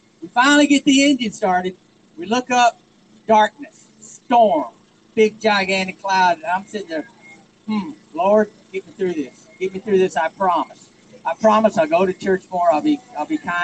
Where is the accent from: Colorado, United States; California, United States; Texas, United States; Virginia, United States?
Texas, United States; moved away as an adult; now in Massachusetts, United States; I'm from Texas